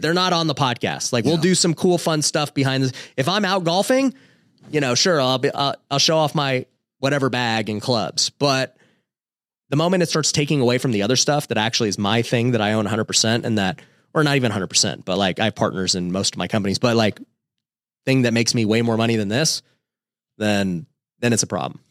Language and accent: English; Las Vegas, Nevada, United States; my wife and I were both we grew up in Vegas